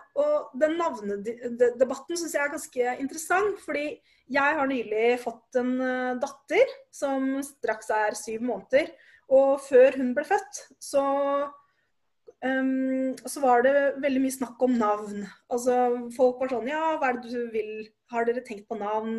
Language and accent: Norwegian; Oslo, Norway; Jeg er født og oppvokst i Oslo